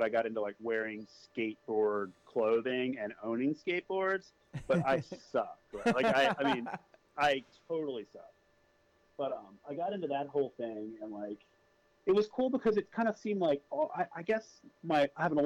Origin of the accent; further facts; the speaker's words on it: Virginia, United States; also born or lived in Illinois / Indiana; it was Virginia the whole time. So, I mean, I've pretty much been here effectively my whole life